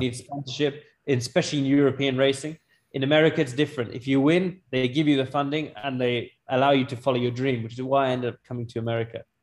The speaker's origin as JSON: {"language": "English", "country": "United Kingdom", "tie": "born or raised there", "also_born_or_lived": "Pakistan (ancestry)", "said": "I was born in Britain or not, at the end of the day, you look at me. I'm brown. I'm Pakistani."}